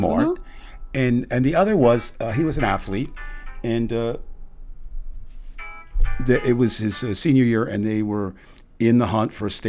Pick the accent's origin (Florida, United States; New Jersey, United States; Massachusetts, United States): New Jersey, United States; I was born and raised in South Jersey